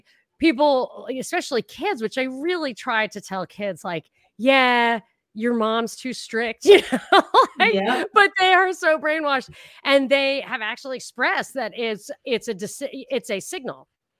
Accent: Brooklyn, New York, United States; So, you know, I'm from Brooklyn.

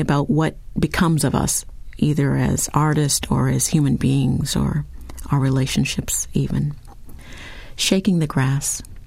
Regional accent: Lincoln, Nebraska, United States; I grew up in Lincoln, Nebraska

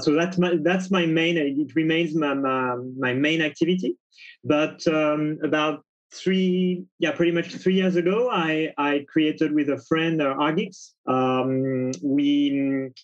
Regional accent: Paris, Île-de-France, France; I'm from Paris, France

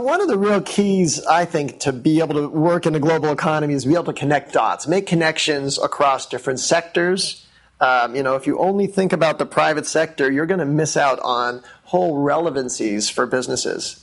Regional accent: Wellesley, Massachusetts, United States; moved away as an adult; also born or lived in Bethesda, Maryland; now in Washington, D.C., United States; I grew up in Wellesley, and uh, Wellesley, Massachusetts

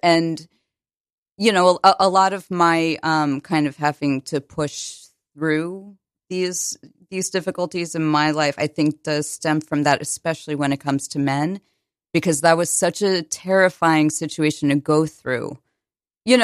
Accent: Connecticut, United States; also born or lived in New Jersey / Maryland / Virginia; I moved around a lot. I was born in New Jersey, moved to Maryland, then Virginia, then a number of towns in Connecticut.

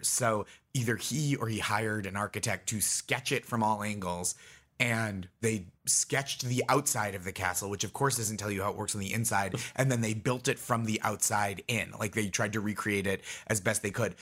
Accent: Stoneham, Massachusetts, United States; So I grew up in Stoneham, Massachusetts, which is Nancy Kerrigan's hometown

